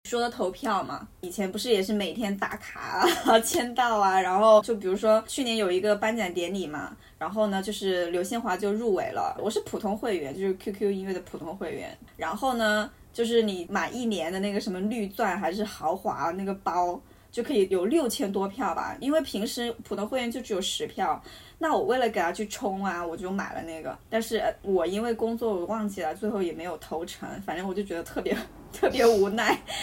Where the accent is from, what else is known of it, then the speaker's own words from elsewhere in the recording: Hunan, China; 那我和他都是湖南人